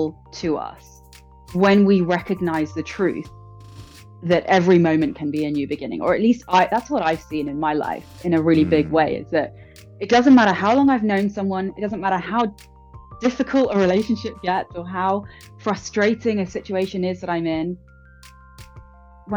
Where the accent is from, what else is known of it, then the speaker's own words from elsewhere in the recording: London, United Kingdom; born and raised in London.